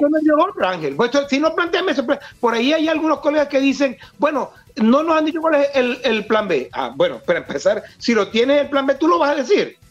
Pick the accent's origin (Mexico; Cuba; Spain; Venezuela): Venezuela; como venezolano